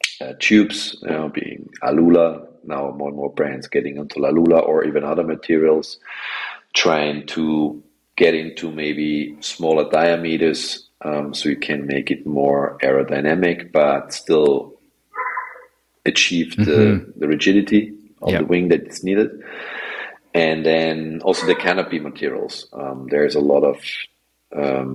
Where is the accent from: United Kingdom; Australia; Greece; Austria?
Austria; Vienna; I come from Austria, Vienna. So I come from a landlocked country